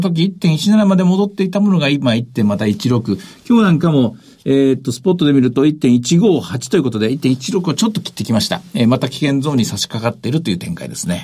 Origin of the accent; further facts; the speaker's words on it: northern Osaka Prefecture, Japan; moved away; 自分の実家のあるところ